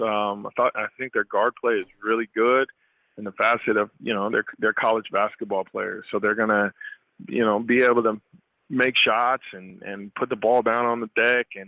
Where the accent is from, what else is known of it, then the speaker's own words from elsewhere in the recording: Wichita, Kansas, United States; Wichita and that being my hometown